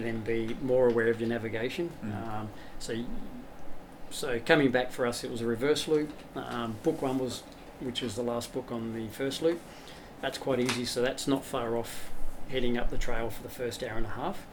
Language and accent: English; Blue Mountains, New South Wales, Australia; I grew up in the Blue Mountains